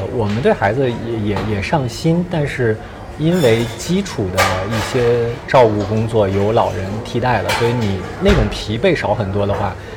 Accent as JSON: {"language": "Chinese", "town": "Qingdao", "region": "Shandong", "country": "China", "tie": "born or raised there", "also_born_or_lived": "Beijing", "moved": "as an adult", "said": "我是青岛人，然后从上到高中都是在青岛"}